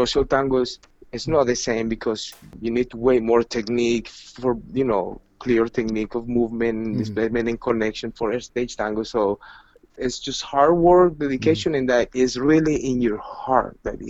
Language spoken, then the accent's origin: English; Medellin, Antioquia, Colombia; English is a second language; I was semi-accepted the first time I went to Buenos Aires because I was from Medellin. I was Latin, and Medellin was a tango city.